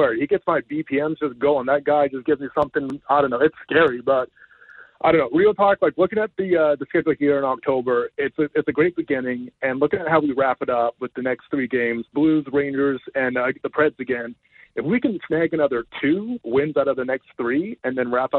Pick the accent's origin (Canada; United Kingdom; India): Canada; it's never too early to scoreboard watch as a Canadian hockey fan, right?